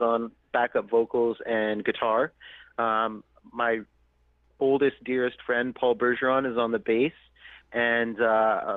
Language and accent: English; Prince Albert, Saskatchewan, Canada; moved away as an adult; now in Edmonton, Canada; I was born and raised in Prince Albert, Saskatchewan, and then I moved when I was 18 to study music to Edmonton, Alberta